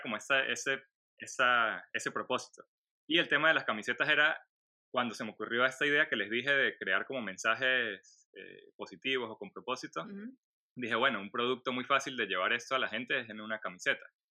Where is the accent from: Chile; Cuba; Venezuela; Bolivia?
Venezuela; moved away as an adult; also born or lived in Colombia; now in Orlando, United States; nací en Venezuela, vivo ahora en Estados Unidos